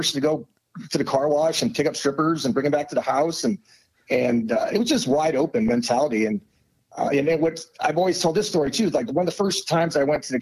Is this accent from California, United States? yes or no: no; Omaha, Nebraska, United States; I'm an Omaha kid and Nebraska kid.